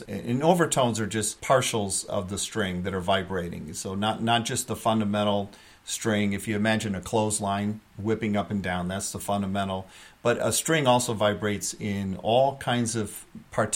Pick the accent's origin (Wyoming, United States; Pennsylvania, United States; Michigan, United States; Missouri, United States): Michigan, United States; moved away as an adult; now in Hudson Valley, United States; I'm from Michigan originally. I grew up in Michigan, went to University of Michigan for my bachelor's degree in music education.